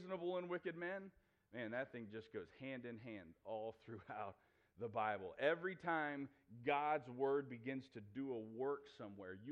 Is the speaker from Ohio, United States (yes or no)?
yes; New Philadelphia, Ohio, United States; moved away; my hometown of New Philadelphia, Ohio